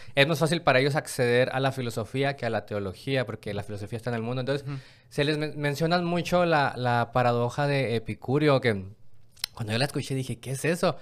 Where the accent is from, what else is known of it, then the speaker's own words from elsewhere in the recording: Mexico; donde yo vengo de México